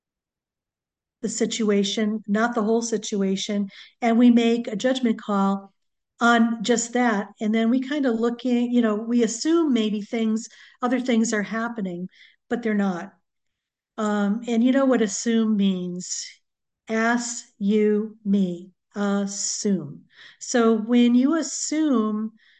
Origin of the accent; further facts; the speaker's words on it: New England, United States; now in Southern California, United States; I grew up in New England, so we had hurricanes quite a bit.